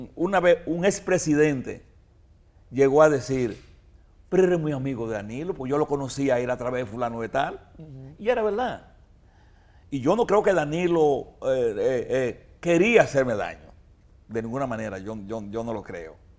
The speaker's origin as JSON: {"language": "Spanish", "country": "Dominican Republic", "said": "como dominicano"}